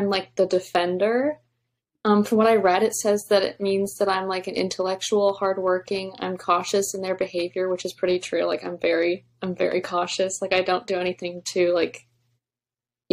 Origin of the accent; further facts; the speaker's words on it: Orlando, Florida, United States; I'm from Orlando, Florida